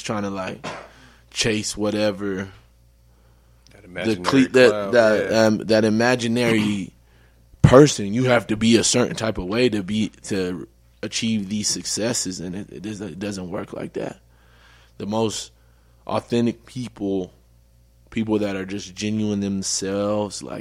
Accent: Denver, Colorado, United States; I'm from Denver, Colorado

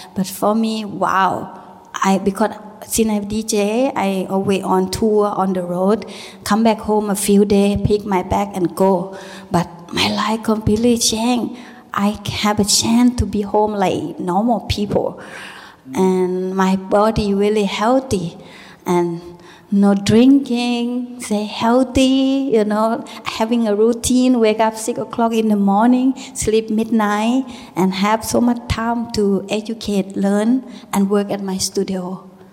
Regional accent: Thailand; English is a second language; moved away; also born or lived in Berlin; the way how I grow up, you know, live with a uh, little small village in Thailand.

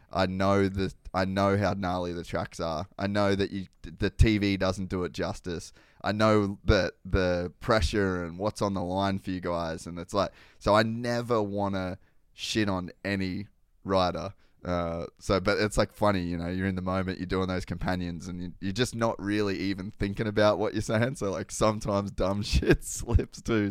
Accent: Australia; moved away; I come from Oz too

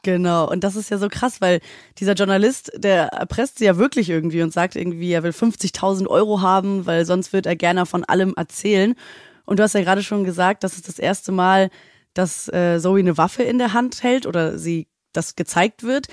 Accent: Hamburg, Germany; moved away; Ich komme aus Hamburg

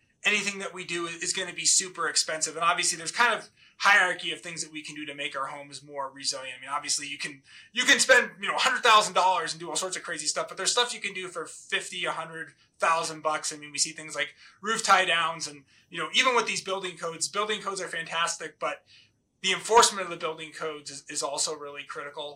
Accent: Massachusetts, United States; growing up in Massachusetts

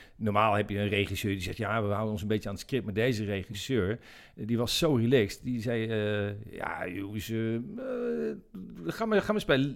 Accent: Zeist, Utrecht, Netherlands; ik, ben, geboren in Zeist. En, ik heb altijd daar, daar gevoetbald

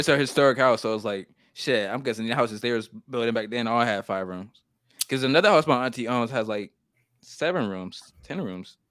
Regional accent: the South, United States; accent: country; I've been living in the South my whole life

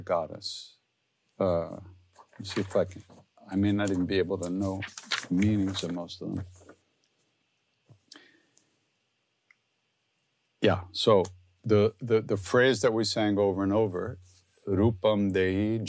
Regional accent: Long Island, New York, United States; I'm from Long Island, so I sing like I'm from Long Island

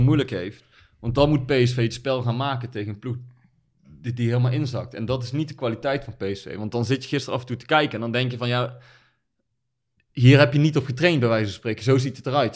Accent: Netherlands; als Nederlanders

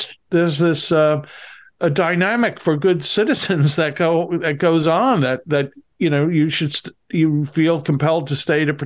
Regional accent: New York City, New York, United States; moved away; I'm from the New York City

